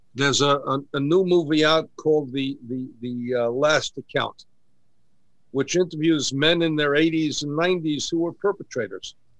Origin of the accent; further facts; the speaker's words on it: New York City, New York, United States; I grew up in Kew Gardens